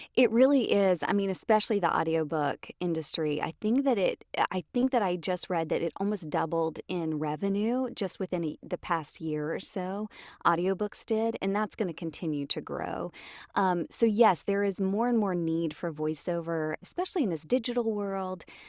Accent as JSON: {"language": "English", "town": "Jonesboro", "region": "Georgia", "country": "United States", "tie": "born or raised there", "also_born_or_lived": "Riverdale, Georgia / Tennessee", "said": "I grew up in Atlanta, or just south of Atlanta. So I was born in Riverdale, and then grew up a l, uh, like, in middle school or so in Jonesboro."}